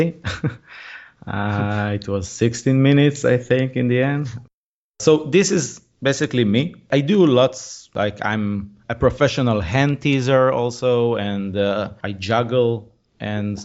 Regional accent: Israel; I'm from Israel, so I do it mainly here in Israel

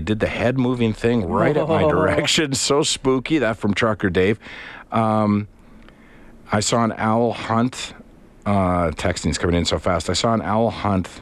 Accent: Canada; as a Canadian

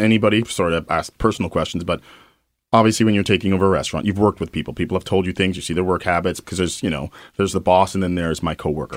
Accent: London, United Kingdom; now in Winnipeg, Canada; my hometown in London

